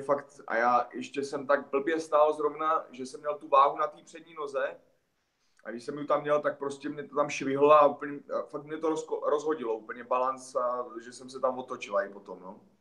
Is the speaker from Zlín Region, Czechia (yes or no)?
no; Hostěradice, South Moravian Region, Czechia; vedle Hostiradic, odkud pocházím